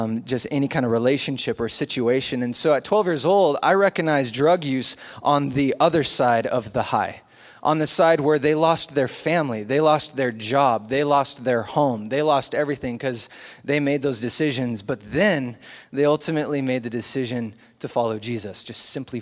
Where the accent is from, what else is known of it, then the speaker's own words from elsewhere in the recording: Oregon, United States; also born or lived in Long Beach, California; I moved up to Oregon when I was little and went to a church under a guy named John Corson